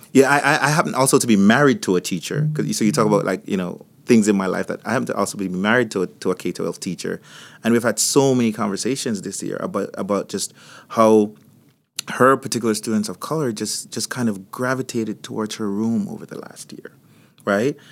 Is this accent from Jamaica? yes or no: yes; Jamaica; also born or lived in Florida; now in United States; So, if you, if you're hearing a, an accent, I, I come from Jamaica